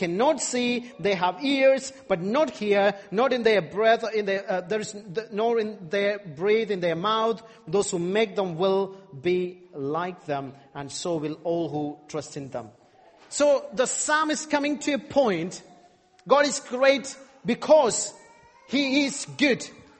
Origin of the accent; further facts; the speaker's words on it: India; I'm from India